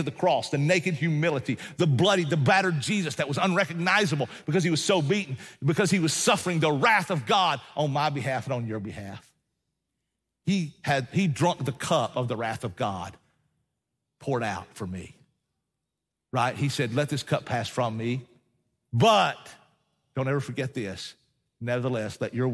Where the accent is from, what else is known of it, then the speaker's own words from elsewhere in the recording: Appalachian Mountains, United States; I'm a mountain man, and so I know this. I hail from the Appalachian Mountains